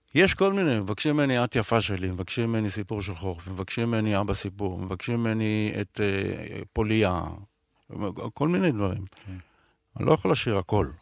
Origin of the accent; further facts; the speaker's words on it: Israel; אני רוצה לחיות פה כמו שגדלתי פה, כמו שנולדתי